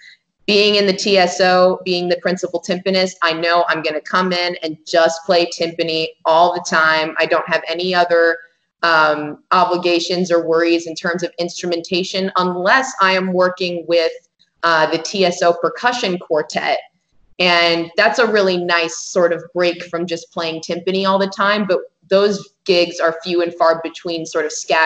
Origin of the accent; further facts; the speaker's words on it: Phoenix, Arizona, United States; now in Tucson, United States; I'm originally from Phoenix, which is just about an hour and 45 minutes, 2 hours north of here.